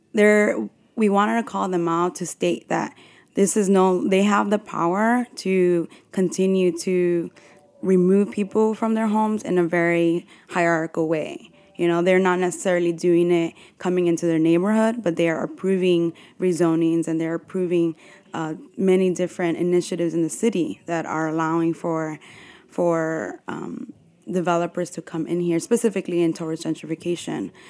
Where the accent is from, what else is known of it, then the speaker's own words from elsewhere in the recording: New York City, New York, United States; I grew up in Bushwick